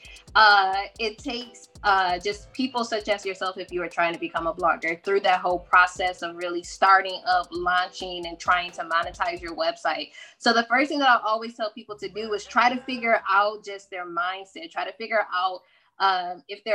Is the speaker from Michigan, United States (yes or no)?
yes; Michigan, United States; I am from Michigan